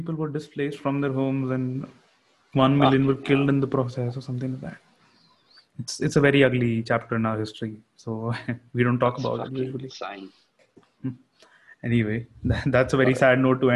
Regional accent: India

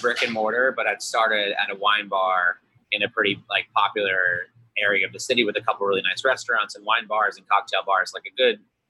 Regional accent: Long Island, New York, United States; also born or lived in Seattle; now in San Francisco, United States; I grew up in Long Island. So home of the grandma slice.

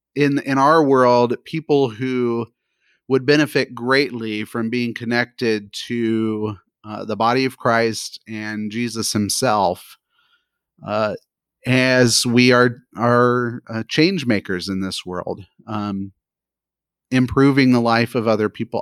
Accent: United States; as an American

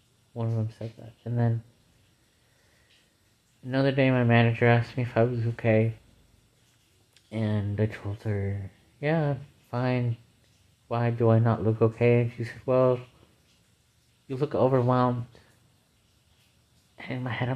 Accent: United States; I'm an American

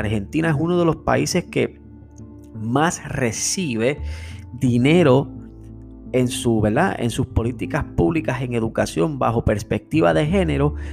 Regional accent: Puerto Rico; nosotros como puertorriqueños

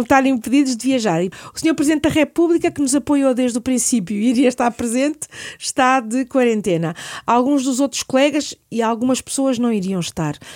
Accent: Lisbon, Portugal; eu sou nascida e criada em Lisboa

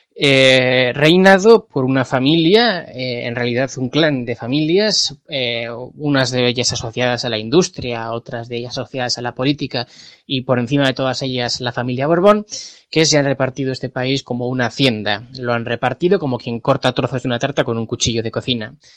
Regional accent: Spain

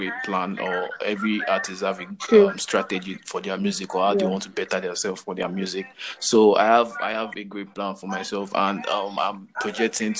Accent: Lagos, Nigeria; I'm from Lagos, Nigeria, Lagos City.

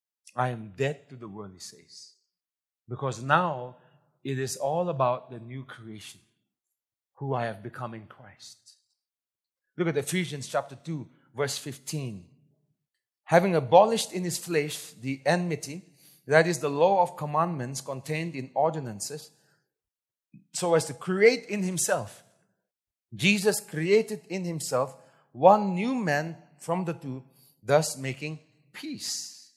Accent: Nagaland, India; Nagas are confused because we don't know where we came from.

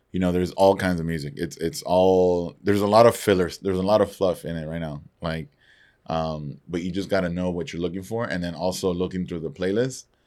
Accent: Nicaragua; moved away; also born or lived in San Antonio; growing up in Nicaragua

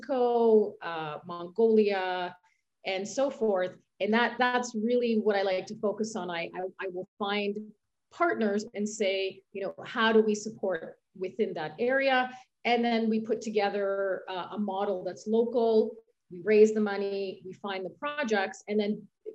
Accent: Canada; moved away as an adult; now in Switzerland; where I'm from Canada

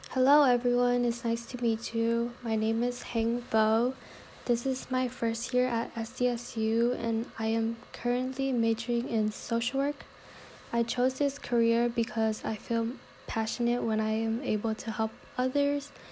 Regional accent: San Diego, California, United States; also born or lived in Vietnam; I basically grew up in San Diego since I don't recall much memories from Vietnam

